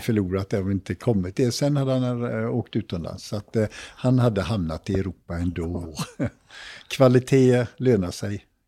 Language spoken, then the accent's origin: Swedish; Jonsered, Västra Götaland, Sweden; Vi var några killar från Jonsered